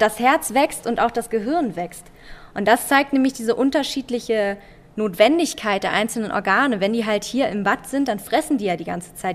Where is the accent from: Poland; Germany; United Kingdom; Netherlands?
Germany; Berlin; now in Denmark; Und ich komme ja eigentlich aus Berlin, also aus einer sehr großen Stadt